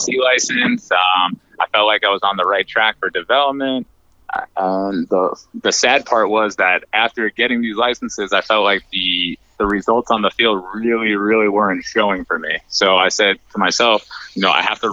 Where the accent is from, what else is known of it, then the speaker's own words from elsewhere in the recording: New York, United States; moved away as an adult; now in North Carolina, United States; I hail from New York, but I recently relocated about 6 years ago to North Carolina